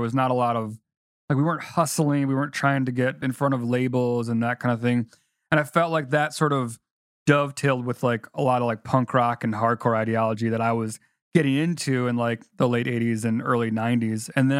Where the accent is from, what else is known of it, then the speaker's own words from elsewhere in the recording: Chicago, Illinois, United States; growing up in Chicago